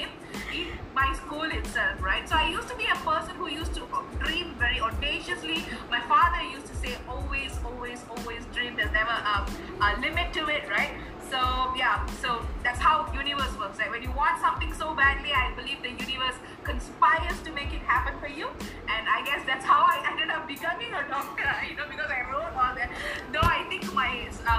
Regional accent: Malaysia; moved away as an adult; also born or lived in Bandung, Indonesia; now in Chennai, India; I'm a Malaysian

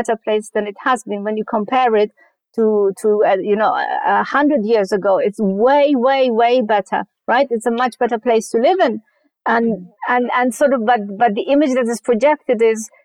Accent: Afghanistan; also born or lived in Germany / United Kingdom; now in California, United States; when I was growing up in Afghanistan and even later in Germany

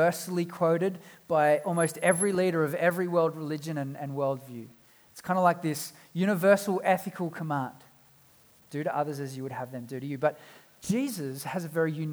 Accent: South Africa; now in Australia; I was born in South Africa and we've been back a number of times

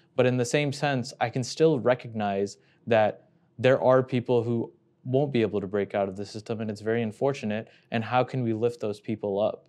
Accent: Houston, Texas, United States; now in Chicago, United States; coming from Houston

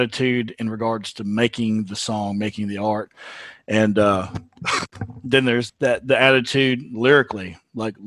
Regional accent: Texas, United States; I'm a Texan

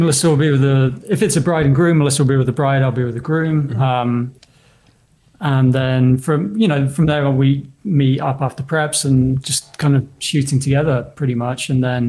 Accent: a couple of hours outside of London, England, United Kingdom; also born or lived in Southern California; now in California, United States; It's like I grew up a couple of hours outside of London.

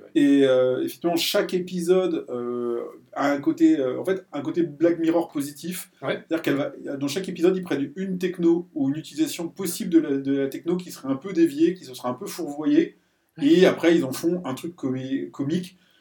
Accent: France; en tant que français

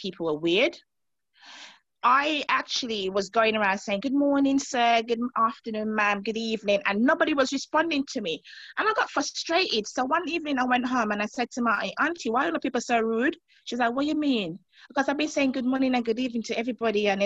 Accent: Montserrat; moved away; coming from growing up in the Caribbean, especially Montserrat

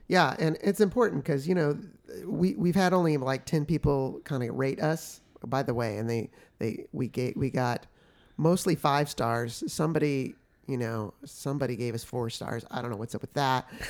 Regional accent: Oklahoma City, Oklahoma, United States; also born or lived in San Francisco, California; by the time I'm one, they move to Oklahoma City, Oklahoma, where actually both sides of my family are from originally, but my mom grew up in Oklahoma. So as I grew up there

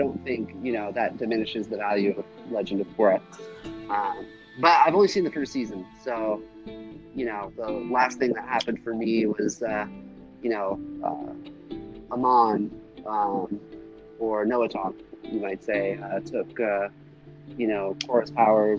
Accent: Nevada, United States; growing up in Nevada and instead

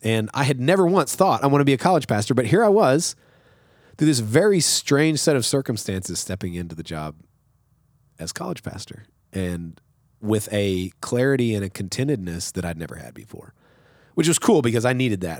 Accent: West Texas, United States; moved away as an adult; also born or lived in Sundown, Texas / Sweet Springs, Missouri; now in Nacogdoches, United States; I'm from West Texas. I'm from the desert

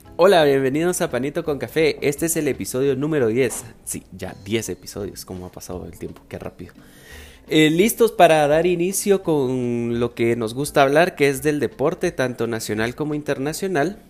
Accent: Guatemala; nosotros como guatemaltecos

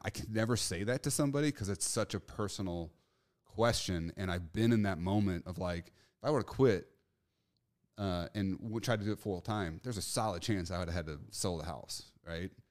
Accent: St. Louis, Missouri, United States; I'm from Saint Louis, Missouri

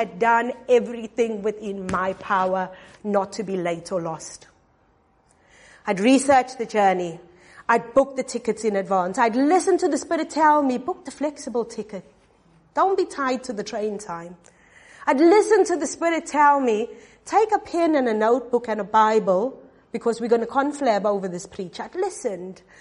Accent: South Africa; I'm from South Africa

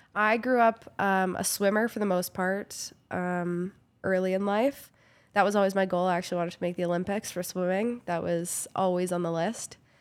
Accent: Kamloops, British Columbia, Canada; moved away as an adult; also born or lived in Vancouver / Prince George; now in Calgary, Canada; I grew up in Kamloops, B C

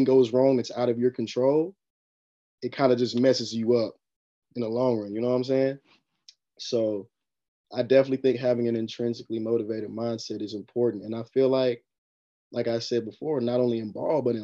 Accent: Hickory, North Carolina, United States; I'm from Hickory, North Carolina.

